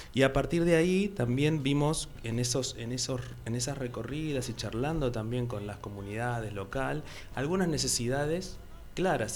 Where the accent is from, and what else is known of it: Argentina